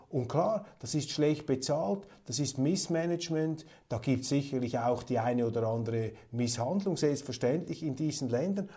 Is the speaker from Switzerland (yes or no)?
yes; Switzerland; In der Schweiz haben wir viele Eingebürgerte